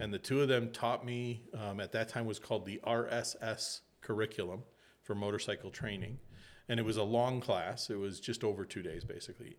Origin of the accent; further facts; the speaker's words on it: Illinois, United States; I grew up in Illinois